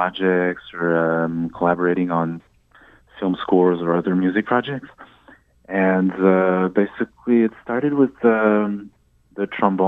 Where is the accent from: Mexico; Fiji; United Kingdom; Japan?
Japan; now in Montreal, Canada; I was born in Japan. My mom is Japanese, and my dad is French-Canadian.